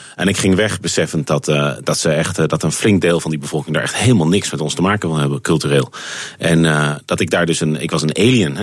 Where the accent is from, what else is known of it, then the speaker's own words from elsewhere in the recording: Netherlands; moved away as an adult; also born or lived in United Kingdom; ik ben een Nederlander, ik blijf een Nederlander.